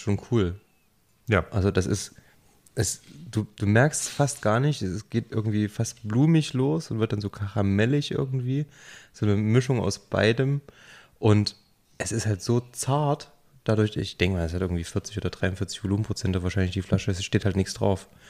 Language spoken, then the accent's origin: German; near Jena, Thuringia, Germany; now in Saxony, Germany; da, wo ich herkomme, Nähe von Jena, mitten auf dem Dorf mit 300 Leuten